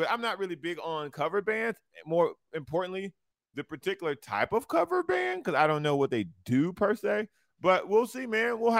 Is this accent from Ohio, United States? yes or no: yes; Lorain, Ohio, United States; I'm from Lorain, Ohio.